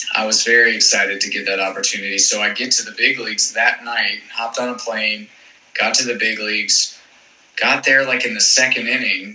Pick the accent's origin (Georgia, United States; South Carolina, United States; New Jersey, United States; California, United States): Georgia, United States; East Cobb; I'm from East Cobb, which is just north of Atlanta.